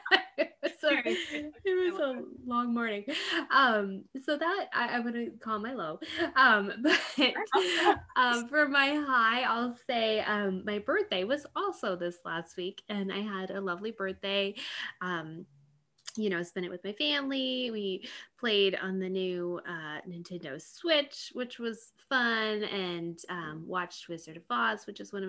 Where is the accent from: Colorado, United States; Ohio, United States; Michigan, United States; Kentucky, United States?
Colorado, United States; moved away; we're from Colorado. We grew up in Colorado